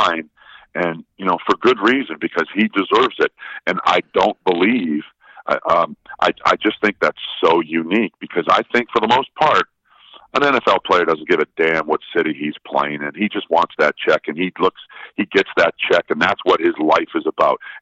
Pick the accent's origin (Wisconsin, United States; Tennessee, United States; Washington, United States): Wisconsin, United States; Milwaukee; I'm from Milwaukee, born and bred